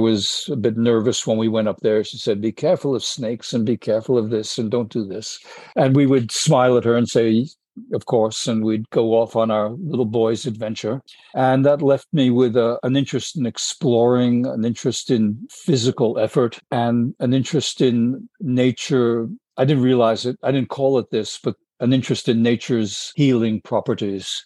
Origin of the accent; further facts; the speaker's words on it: United States; I said, America